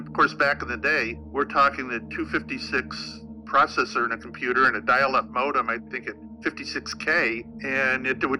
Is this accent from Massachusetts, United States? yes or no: yes; Salem, Massachusetts, United States; I'm from Salem, Massachusetts, is where I was a police officer.